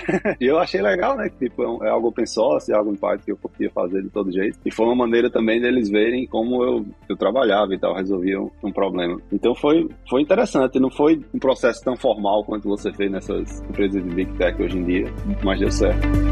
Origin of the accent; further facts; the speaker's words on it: João Pessoa, Paraíba, Brazil; moved away as an adult; now in Hawaii, United States; Eu sou de João Pessoa, na Paraíba. Cresci lá, nasci e cresci em João Pessoa.